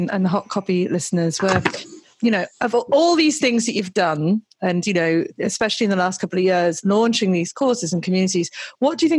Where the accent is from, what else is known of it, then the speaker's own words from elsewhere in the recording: United Kingdom; now in Australia; I'm British living in Australia